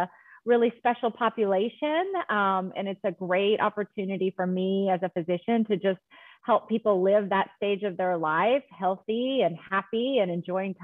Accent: Arkansas, United States; moved away as an adult; also born or lived in Texas / Colorado; I am originally from Arkansas, born and raised

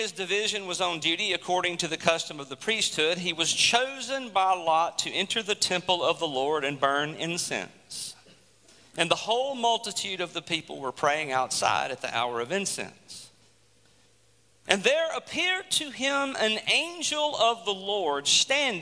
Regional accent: United States; us as American citizens

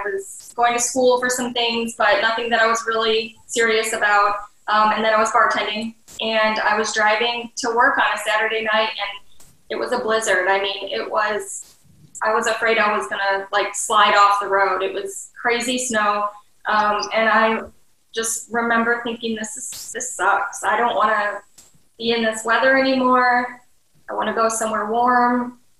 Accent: Detroit metro area, Michigan, United States; I'm from the Detroit metro area

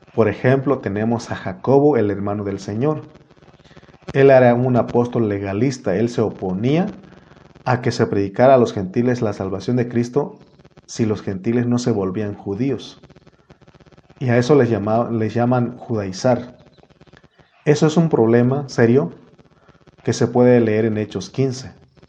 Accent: Mexico; en mi INE dice, en mi acta dice que yo soy mexicano

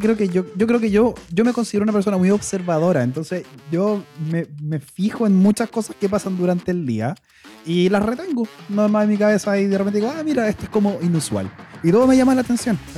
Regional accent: Chile; me encanta ser chileno

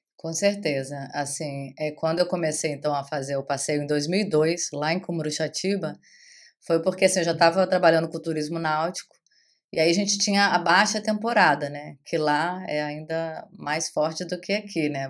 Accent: Rio de Janeiro, Brazil; moved away as an adult; now in Arraial d'Ajuda, Brazil; eu sou carioca, né, nascida no Rio de Janeiro

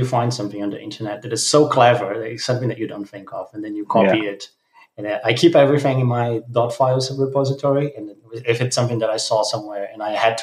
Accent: Brazil; now in Germany; I'm from Brazil, living in Germany.

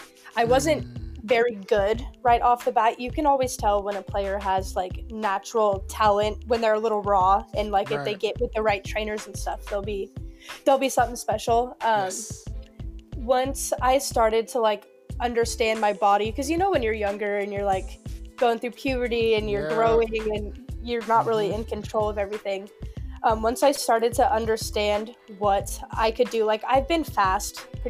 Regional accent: Washington, United States; also born or lived in Oregon; we moved to Washington because I was born in Oregon

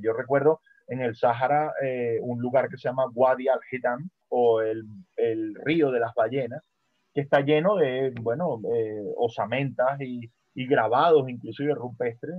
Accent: Venezuela; moved away; yo nací en Venezuela

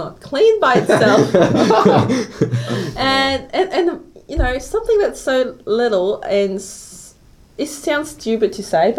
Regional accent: Hong Kong; English is a second language; moved away as an adult; also born or lived in Melbourne, Australia; now in Australia; I was born in Hong Kong, grew up in Hong Kong, finished high school in Hong Kong

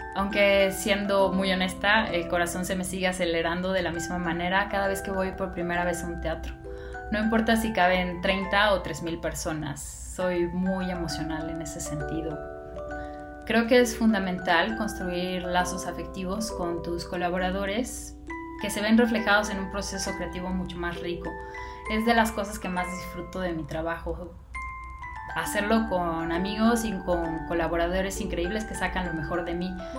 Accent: Mexico City, Mexico; Nací y vivo en la Ciudad de México

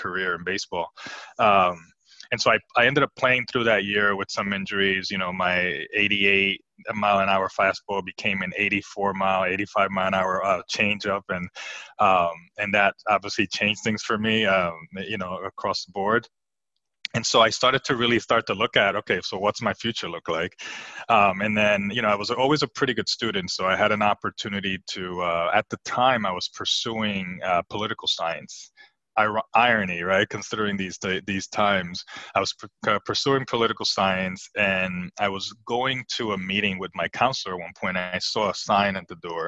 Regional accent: New Jersey, United States; also born or lived in Puerto Rico; I was raised in New Jersey, and I was raised by my mother

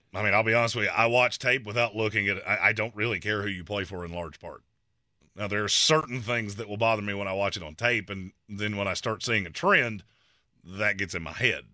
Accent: North Carolina, United States; I'm from North Carolina

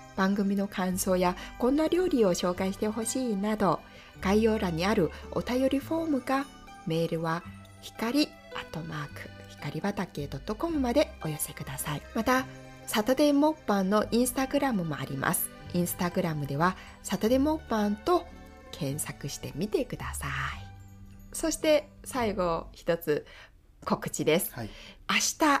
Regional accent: South Korea; first language Korean; Japanese is a second language; moved away as an adult; now in Japan; 私がね生まれ育ったところ

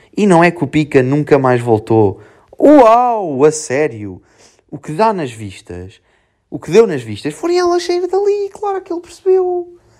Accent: Serra do Bouro, Centro, Portugal; moved away; Depois vou para a minha terrinha, Serra do Boro

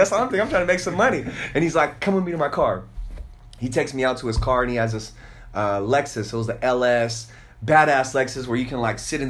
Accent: Oklahoma, United States; Me being rich, growing up in Oklahoma, the only thing I thought was being rich was you drove a Benz.

